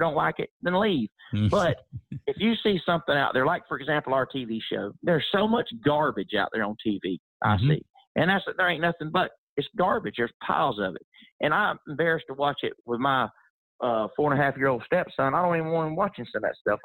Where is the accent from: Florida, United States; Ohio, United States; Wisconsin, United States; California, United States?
Florida, United States; I'm a fourth generation cowboy. We come from Mockley, Florida.